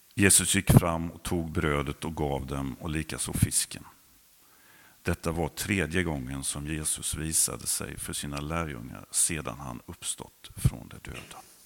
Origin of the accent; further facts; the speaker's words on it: Jönköping County, Sweden; also born or lived in Hovslätt; Jag är uppvuxen i Andreaskyrkan på den sidan, numera Fjällstugan